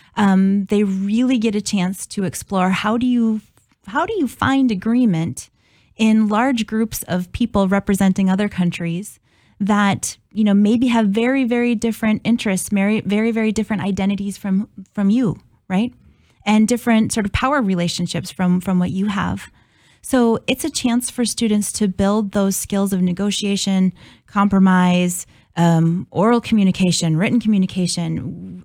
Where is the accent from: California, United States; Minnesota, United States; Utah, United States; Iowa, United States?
Minnesota, United States; Brainerd; now in Oshkosh, United States; I'm originally from Brainerd, Minnesota